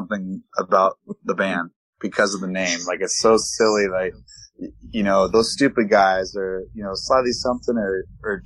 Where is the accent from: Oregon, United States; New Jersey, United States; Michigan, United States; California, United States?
California, United States; San Diego; Me and Kyle, we grew up in Ocean Beach, in San Diego